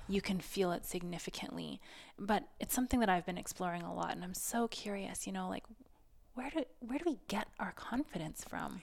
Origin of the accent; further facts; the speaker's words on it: Saskatoon, Saskatchewan, Canada; I grew up in Saskatoon, and I went to a bit of a nerd school